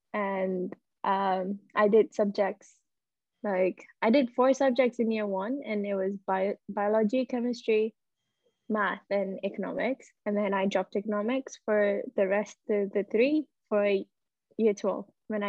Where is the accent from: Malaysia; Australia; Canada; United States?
Malaysia; also born or lived in Singapore; So I'm Malaysian, and I've studied in Singapore, which is a neighboring country, all my life for the first 10 years of my life.